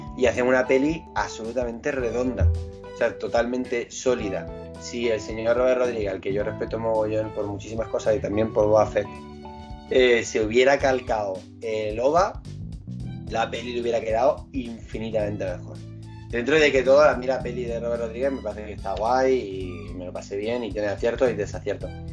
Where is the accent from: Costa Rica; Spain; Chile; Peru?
Spain; Granada, Andalusia; somos de Granada